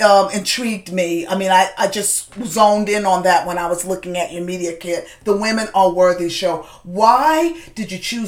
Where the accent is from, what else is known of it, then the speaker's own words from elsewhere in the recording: New York, United States; moved away; I saw that you were a New York girl, just like myself